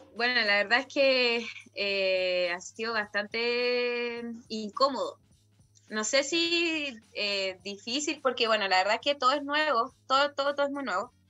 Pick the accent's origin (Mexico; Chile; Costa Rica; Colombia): Chile; esto es Chile, yo soy chilena, vengo de acá y esta es mi cultura